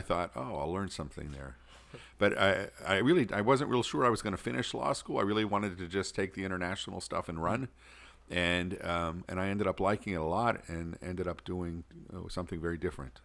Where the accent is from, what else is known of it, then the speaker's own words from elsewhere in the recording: Pittsburgh, Pennsylvania, United States; moved away as an adult; also born or lived in Rome; now in St. Paul, United States; I'm originally from Pittsburgh